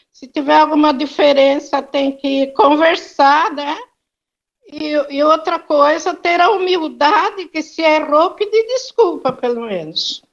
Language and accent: Portuguese; Socorro, São Paulo, Brazil; now in São Paulo, Brazil; Nós nascemos os dois em Socorro